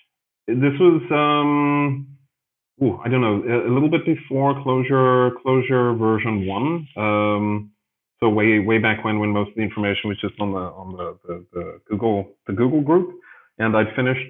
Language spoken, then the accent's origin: English; Johannesburg, Gauteng, South Africa; moved away as an adult; also born or lived in Chiang Mai, Thailand / Greece; now in Berlin, Germany; I was born in Johannesburg in South Africa, and I was there for many years